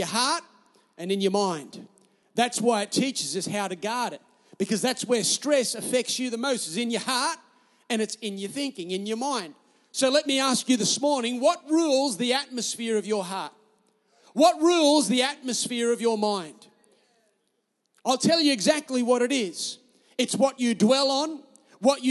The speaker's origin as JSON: {"language": "English", "town": "Newcastle", "region": "New South Wales", "country": "Australia", "said": "I'm Australian"}